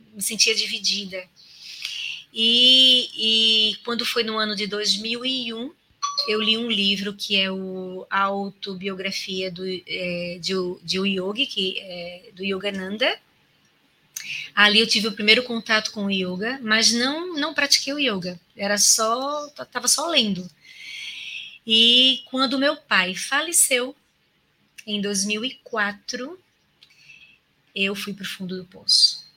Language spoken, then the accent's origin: Portuguese; Recife, Pernambuco, Brazil; moved away as an adult; now in Maceió, Brazil; eu sou natural de Recife, há 19 anos, vai fazer 19 anos agora em janeiro, né, que eu estou aqui em Maceió